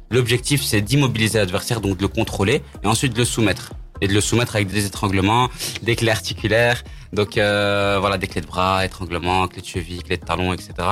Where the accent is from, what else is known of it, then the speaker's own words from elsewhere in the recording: Brazil; Je suis brésilien, euh, moi j'aime bien le comparer au judo